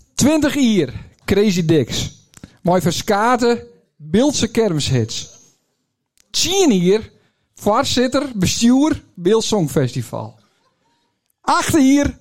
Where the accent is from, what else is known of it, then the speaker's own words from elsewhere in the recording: Het Bildt, Friesland, Netherlands; also born or lived in Leeuwarden; Als echte bilker